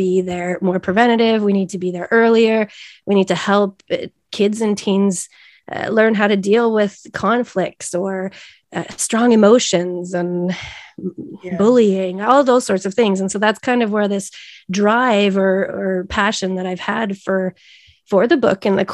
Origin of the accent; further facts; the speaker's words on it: Canada; moved away as an adult; now in Sweden; I am a Canadian living in Sweden and have been for the past 21 years